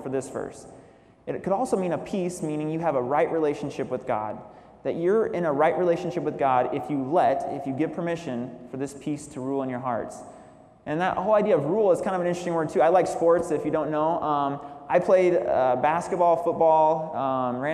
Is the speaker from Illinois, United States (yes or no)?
yes; Illinois, United States; now in San Jose, United States; I grew up in Illinois with my mom raising me